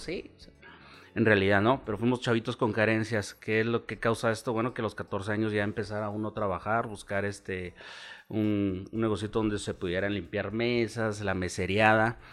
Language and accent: Spanish; Chihuahua, Mexico; also born or lived in Mexico City; nací en la Ciudad de México, nunca viví allá, en realidad me trajeron de tres meses